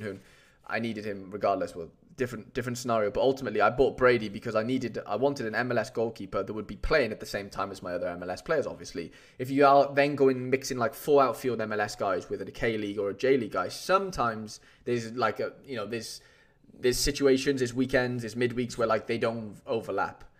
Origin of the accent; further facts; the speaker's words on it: Wales, United Kingdom; I'm a golden Welshman right now